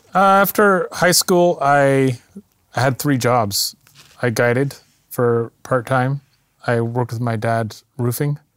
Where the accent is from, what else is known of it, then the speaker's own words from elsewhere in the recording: Qualicum Beach, British Columbia, Canada; also born or lived in Ucluelet, British Columbia; I grew up on the east side of Vancouver Island in a little town called Qualicum